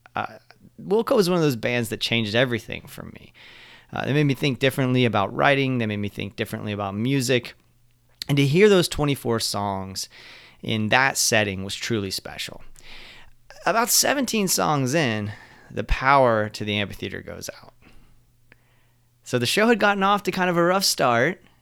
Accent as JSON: {"language": "English", "region": "Central Florida", "country": "United States", "tie": "born or raised there", "also_born_or_lived": "Jacksonville, Florida", "moved": "as an adult", "said": "I decided to leave my hometown in Central Florida and move to Jacksonville"}